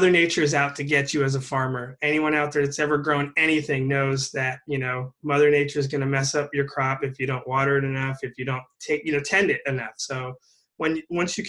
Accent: California, United States; also born or lived in Humboldt County, California; I was born in California and I moved up to Humboldt County, which when I was in high school

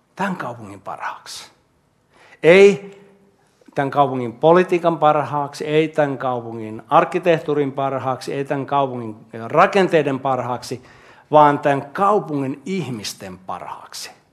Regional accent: Jyväskylä, Central Finland, Finland; also born or lived in Kustavi / Hämeenlinna / Jaala; now in Helsinki, Finland; Mä olen Jyväskylästä kotoisin

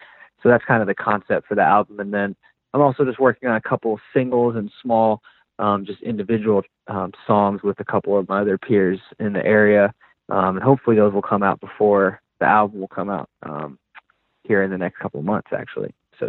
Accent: the South, United States; I am from the South originally, so I do like some, you know, new age hip hop

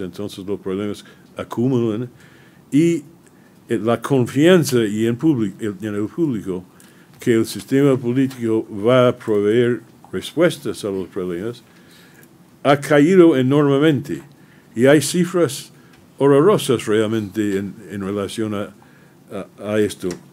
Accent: United States; mi país

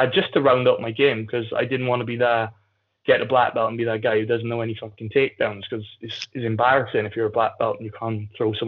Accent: Aberdare, Wales, United Kingdom; When I was growing up, like, I come from Abdaleri, so statistically is the second most deprived area in the UK behind London

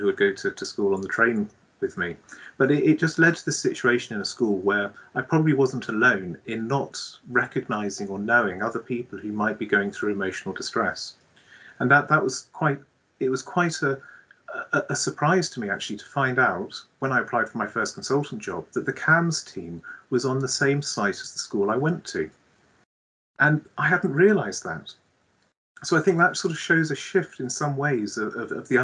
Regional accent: Devon, South West England, United Kingdom; I grew up in Devon on a small farm

